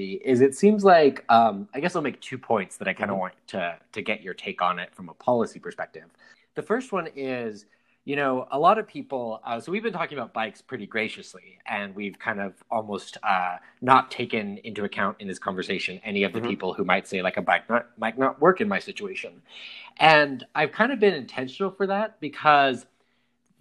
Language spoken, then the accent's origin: English; Preston, Idaho, United States; moved away; my hometown, Preston, Idaho, where I grew up